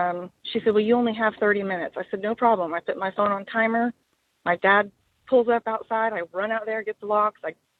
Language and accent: English; Oregon, United States; now in Florida, United States; Okay, so I live in Florida, and I'm from Oregon.